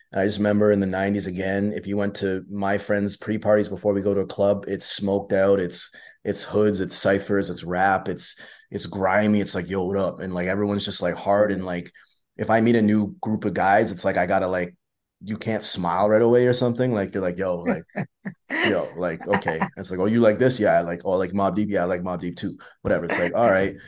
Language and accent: English; London, Ontario, Canada; for a Canadian guy growing up in London, Ontario